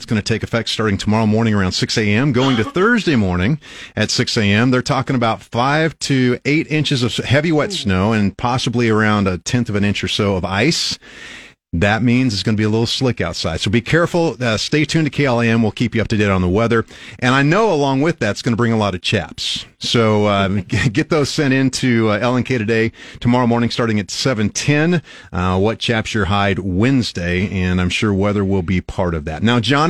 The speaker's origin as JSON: {"language": "English", "town": "Albion", "region": "Nebraska", "country": "United States", "tie": "born or raised there", "said": "I grew up in Albion on a farm."}